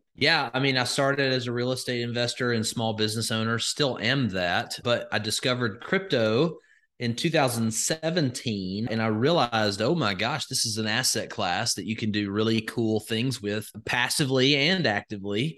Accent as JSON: {"language": "English", "region": "Alabama", "country": "United States", "tie": "born or raised there", "said": "I'm from Alabama, born and raised, grew up in a very rural setting"}